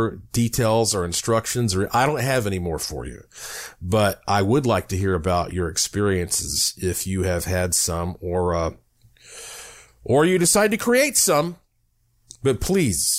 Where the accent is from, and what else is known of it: Asheville, North Carolina, United States; born or raised there